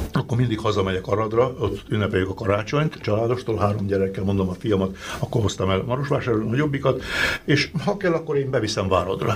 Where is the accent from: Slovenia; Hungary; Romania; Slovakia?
Romania; Arad County; moved away; ott születtem Harad megyébe